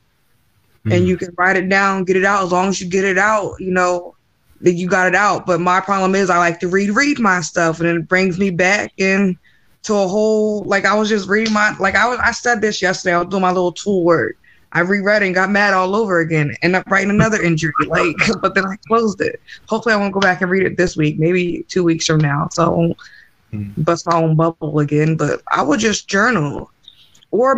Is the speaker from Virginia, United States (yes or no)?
yes; Manassas, Virginia, United States; I'm from Manassas